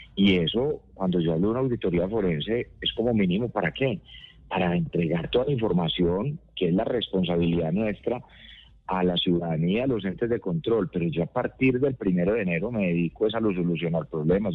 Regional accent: Colombia; somos muchos colombianos

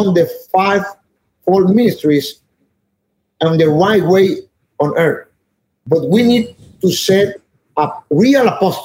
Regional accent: Puerto Rico; moved away; I'm from Puerto Rico

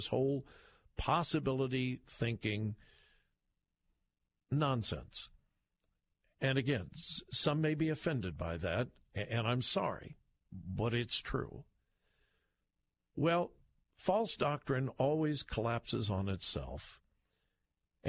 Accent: Southern California, United States; now in Columbus, United States; I'm from Southern California originally

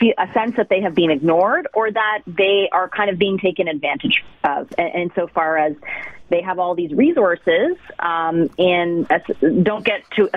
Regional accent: Toronto, Ontario, Canada; moved away as an adult; also born or lived in Halifax / London, Ontario / Swift Current, Saskatchewan / Saskatoon; now in Ottawa, Canada; I'm originally from Toronto. I grew up on the Danforth, actually, and spent my entire childhood there

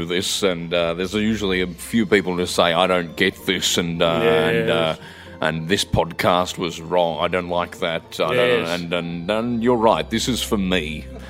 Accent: Melbourne, Victoria, Australia; born there; she said, I was born in Eaglemont in Melbourne. I said, you're joking. I was born at the same hospital.

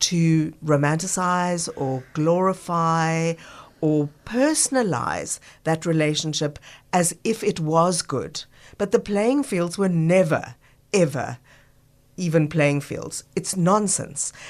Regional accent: Johannesburg, Gauteng, South Africa; now in Cape Town, South Africa; growing up in Joburg

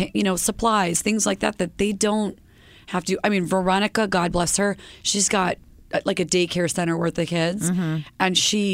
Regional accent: upstate New York, United States; I'm from upstate New York.

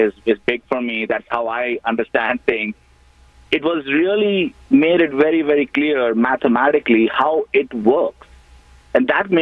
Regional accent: India; moved away as an adult; now in United States; I was born in India, and I actually came here for my MBA back in 2002

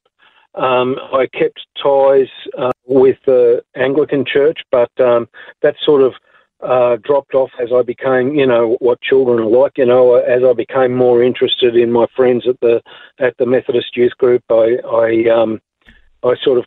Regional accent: Belmont, New South Wales, Australia; moved away as an adult; also born or lived in Sawtell, New South Wales; when I left school in 1977, in 1978, I went to a new place. I moved from Belmont on Lake Macquarie to Sawtell near Coffs Harbour

